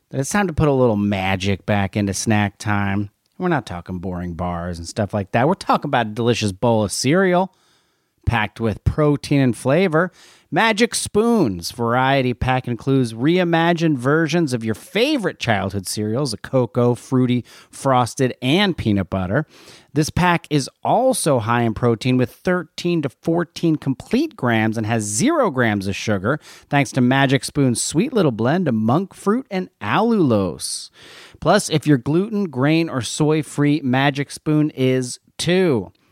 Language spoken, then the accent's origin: English; New Jersey, United States; born or raised there